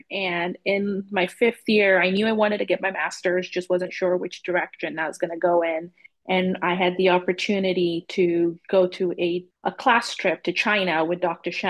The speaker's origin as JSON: {"language": "English", "country": "Zambia", "tie": "born or raised there", "also_born_or_lived": "London / Southern Georgia", "moved": "as an adult", "lives_now": "Oklahoma City, United States", "said": "And I grew up in Zambia. I was born in London, grew up in Zambia"}